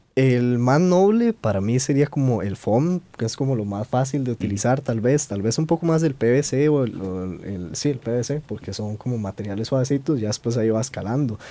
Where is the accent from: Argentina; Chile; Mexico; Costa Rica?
Costa Rica; nosotros como buenos ticos